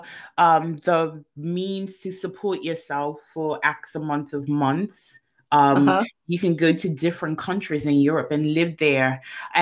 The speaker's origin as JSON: {"language": "English", "country": "Bermuda", "tie": "born or raised there", "said": "I grew up in Bermuda"}